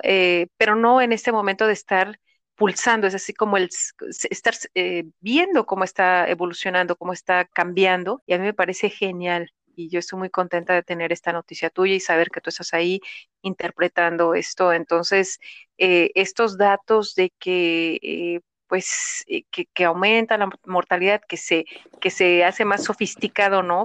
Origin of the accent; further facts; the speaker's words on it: Mexico; somos mexicanas